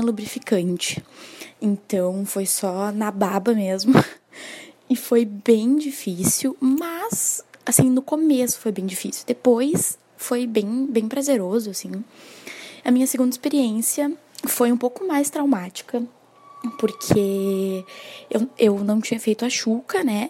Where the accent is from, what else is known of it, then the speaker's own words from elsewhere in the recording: Porto Alegre, Rio Grande do Sul, Brazil; eu tenho 22 anos e sou aqui de Porto Alegre